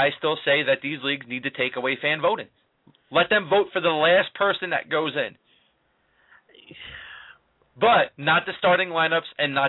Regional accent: New York City, New York, United States; Growing up in Brooklyn, we don't play much rugby.

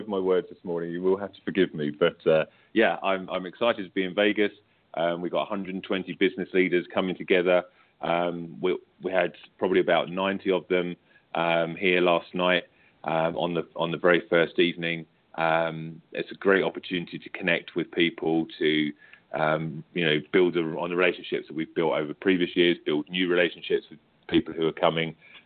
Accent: United Kingdom; accent: British; you can tell from me, from my accent, obviously, that I'm British

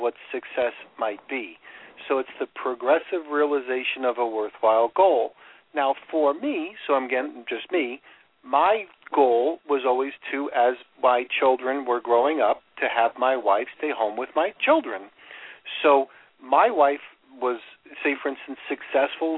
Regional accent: New York, United States; accent: New York; moved away as an adult; also born or lived in Chicago; now in Florida, United States; I moved from New York, where I get my accent, to Chicago

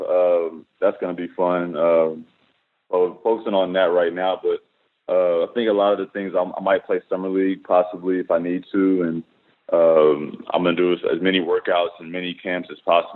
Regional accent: Tennessee, United States; I'm from Tennessee

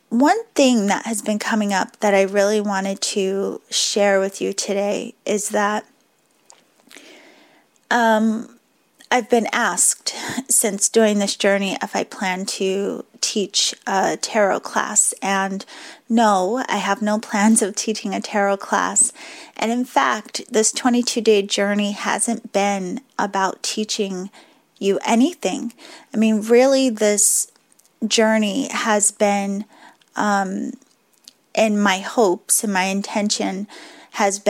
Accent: Boston, Massachusetts, United States; accent: Boston; my Boston accent just slipped back out a little bit

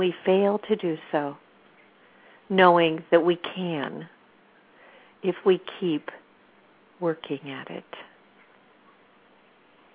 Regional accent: California, United States; also born or lived in Sacramento

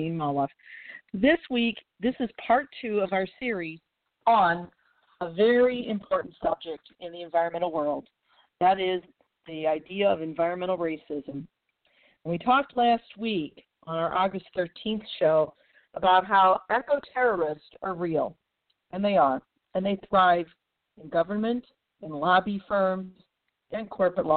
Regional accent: St. Louis, Missouri, United States; my hometown of St. Louis, Missouri

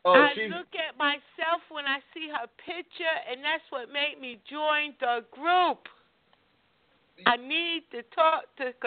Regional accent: New York City, New York, United States; moved away as an adult; now in Atlanta, United States; I lived in New York. I was born in Georgia, Atlanta. I'm mm-hmm. a Grady baby. I was raised in New York.

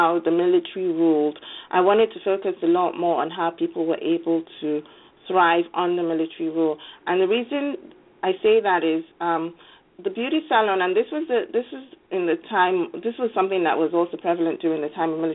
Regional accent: Lagos, Nigeria; now in United States; growing up in Lagos

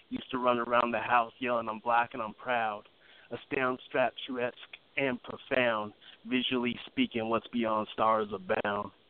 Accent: Los Angeles, California, United States; also born or lived in Santa Barbara / Sacramento; I was born in uh, Santa Barbara, California, and then I moved around a lot when I was little. I lived in Sacramento a little bit and Los Angeles for most of it, um, and a little bit here and there on the East Coast.

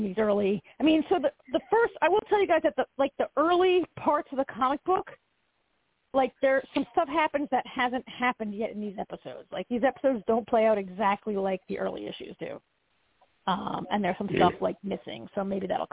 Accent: New Jersey, United States; I grew up in North Jersey

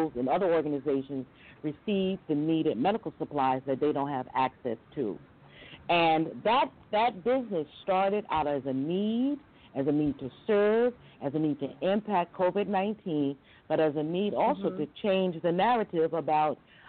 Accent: Great Neck, New York, United States; moved away as an adult; also born or lived in Bed-Stuy, Brooklyn / Beijing; I grew up in Great Neck, Long Island

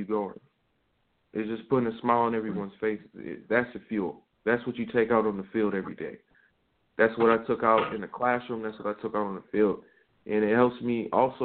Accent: Michigan, United States; moved away as an adult; now in Columbus, United States; I'm still a Michigan guy. I'm still a Michigan guy at heart

